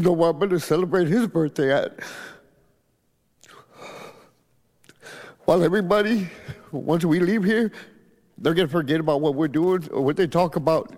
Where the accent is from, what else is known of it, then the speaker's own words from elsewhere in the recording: Edinburg, Texas, United States; I'm from Edinburgh, Texas.